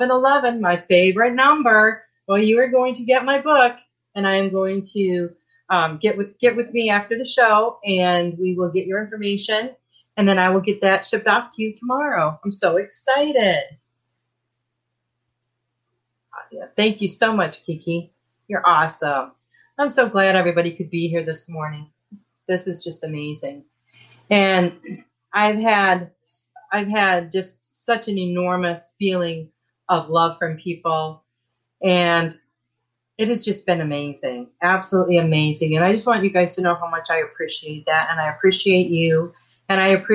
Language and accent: English; Michigan, United States; now in Texas, United States; I was born and raised in Michigan